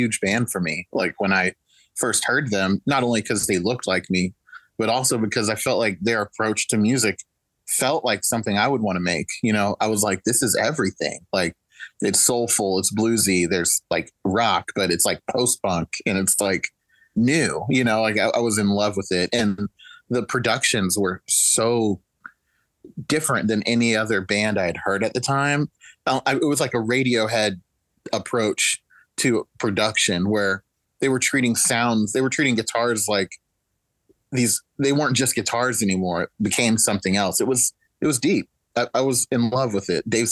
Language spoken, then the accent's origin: English; Yukon, Oklahoma, United States; moved away; growing up in Oklahoma